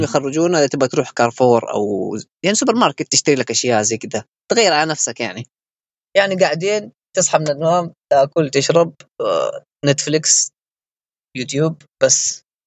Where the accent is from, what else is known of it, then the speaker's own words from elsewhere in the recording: Yemen; moved away as an adult; also born or lived in Wuhan, China; احنا كطلاب يمنيين يعني في الصين